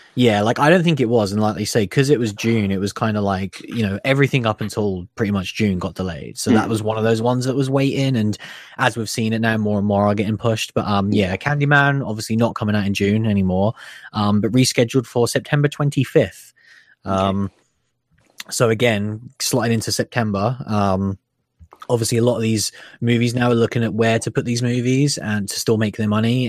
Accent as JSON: {"language": "English", "country": "United Kingdom", "said": "us being British people"}